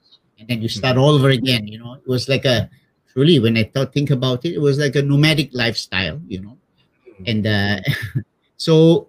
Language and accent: English; Malacca, Malaysia; also born or lived in Kuantan / Kuala Lumpur / Taiping / Penang; Okay, I was born in Malacca, in the Banda Hile, you know. That was my hometown, and long time ago, yeah.